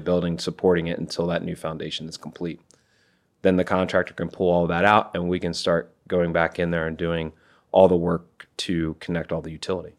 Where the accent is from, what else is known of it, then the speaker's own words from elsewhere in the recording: Iowa, United States; now in Maryland, United States; I'm originally from Iowa.